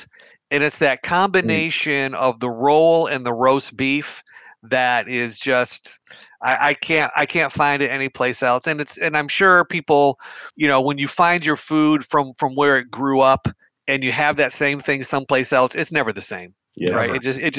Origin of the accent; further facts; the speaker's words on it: Western New York, United States; moved away; growing up in Western New York